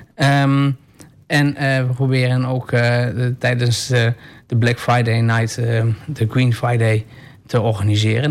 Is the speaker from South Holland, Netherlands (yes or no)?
no; Enschede, Overijssel, Netherlands; also born or lived in Almelo; toen ik als jongetje, uh, eh, Enschede's jongetje van, twee, van 15 jaar